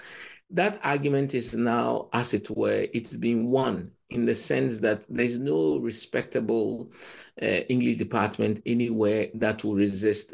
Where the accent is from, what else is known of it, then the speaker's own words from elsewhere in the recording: Ghana; moved away as an adult; also born or lived in Cambridge; I come from Ghana